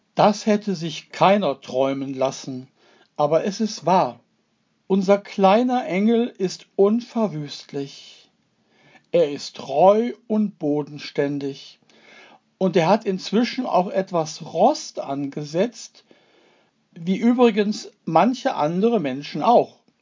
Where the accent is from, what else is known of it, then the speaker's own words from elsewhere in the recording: Duisburg, North Rhine-Westphalia, Germany; meine Heimatstadt Duisburg